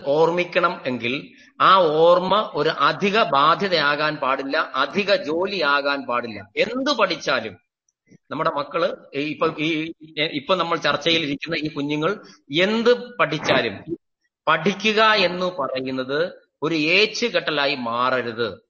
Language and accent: Malayalam; Neyyattinkara, Kerala, India; ഞാൻ എന്റെ സ്വദേശം നെയ്യാറ്റിങ്കരയാണ്